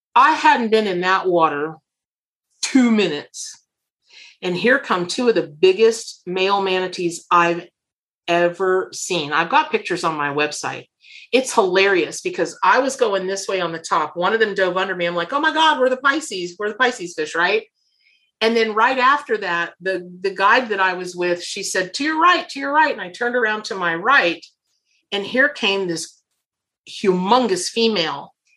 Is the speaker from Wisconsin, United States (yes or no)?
no; Florida, United States; I grew up here in Florida